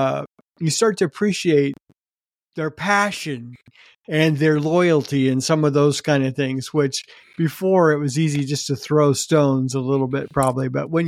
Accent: Illinois, United States; also born or lived in Chicago; growing up in Central Illinois, we are split down the middle here. We have Cardinals on one hand, Cubs on the other hand.

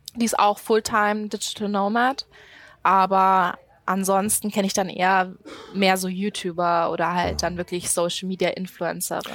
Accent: Munich, Bavaria, Germany; moved away as an adult; da bin ich aufgewachsen

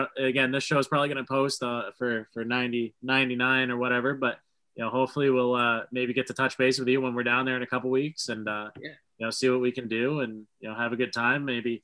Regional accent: Scarborough, Maine, United States; So we're from Scarborough, Maine, or we're in Scarborough, Maine.

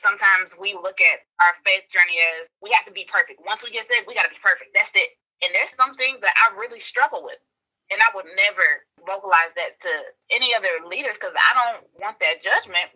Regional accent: Augusta, Georgia, United States; now in Tallahassee, United States; I'm from originally from Augusta, Georgia, but I am living in Tallahassee, Florida currently.

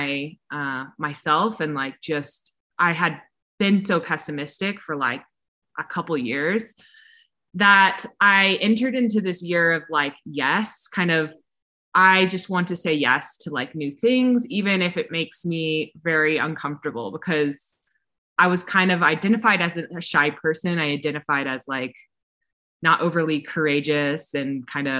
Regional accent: Texas, United States; moved away as an adult; also born or lived in California; I grew up in Texas

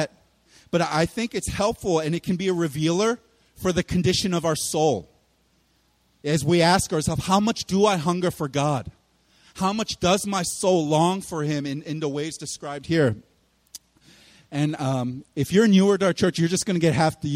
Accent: Philadelphia, Pennsylvania, United States; I'm from Philly

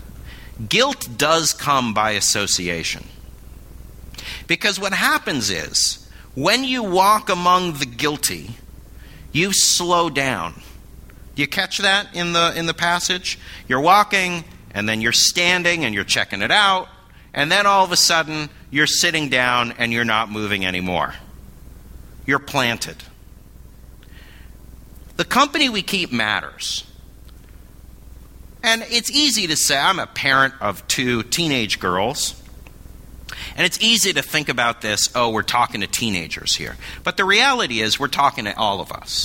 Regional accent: Berkeley, California, United States; moved away; also born or lived in New York City; I grew up in Berkeley, California

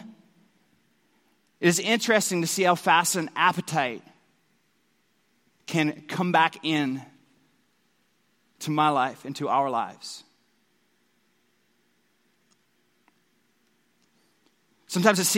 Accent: Newfoundland and Labrador, Canada; I grew up in Newfoundland

